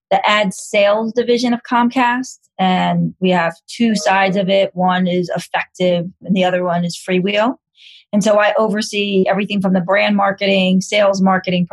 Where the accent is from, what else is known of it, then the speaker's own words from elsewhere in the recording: New York City, New York, United States; I'm born and raised in New York City, in Manhattan